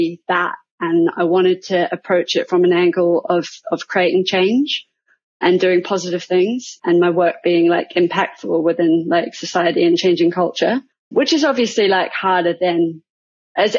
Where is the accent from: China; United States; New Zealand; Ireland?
New Zealand; moved away as an adult; now in London, United Kingdom; I'm originally from New Zealand, but I moved here about 13 years ago now